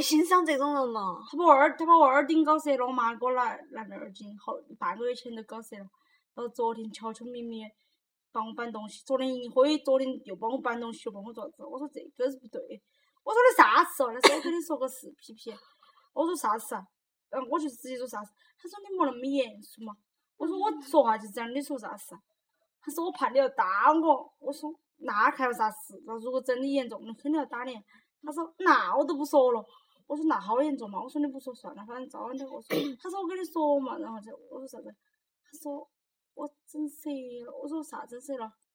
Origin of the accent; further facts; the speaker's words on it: Sichuan, China; accent: Sichuanese; 我们说四川话能听得懂吧？